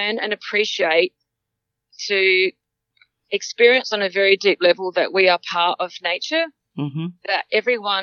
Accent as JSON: {"language": "English", "region": "Limpopo", "country": "South Africa", "tie": "born or raised there", "also_born_or_lived": "Lebanon mine near Johannesburg, South Africa", "moved": "yes", "lives_now": "Australia", "said": "I was born in South Africa, and come from a farm, 250-acre farm, bordering Botswana, Mozambique, and Zimbabwe."}